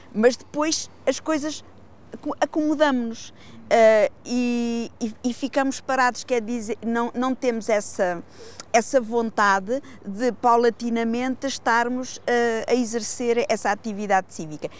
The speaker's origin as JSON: {"language": "Portuguese", "town": "Figueira da Foz", "region": "Centro", "country": "Portugal", "tie": "born or raised there", "said": "eu sou figueirense, mas eu nasci e vivo na Marinha das Ondas, que é uma aldeia do sul do Conselho"}